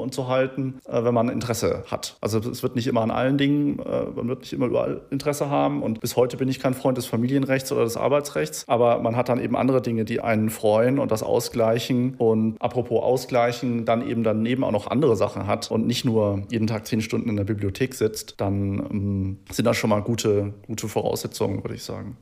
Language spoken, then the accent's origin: German; Germany; als Deutscher, der halt irgendwie so da durch die Bildungseinrichtungen ge gelaufen ist